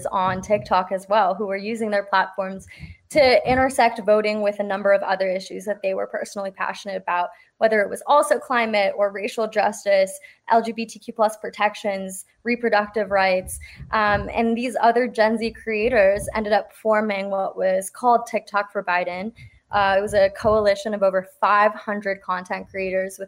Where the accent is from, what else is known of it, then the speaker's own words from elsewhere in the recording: South Bay, San Francisco Bay Area, California, United States; I grew up in the Bay Area. I'm from the South Bay, and I've never left